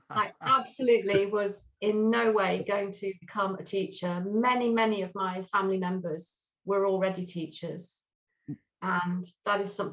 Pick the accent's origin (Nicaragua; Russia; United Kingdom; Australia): United Kingdom; England; also born or lived in Swindon / Truro / Lewes; So I was brought up pretty much in the south of England um, for the very early part of my life. I was born in Swindon, and then very quickly we moved to Truro, in the beautiful Cornwall.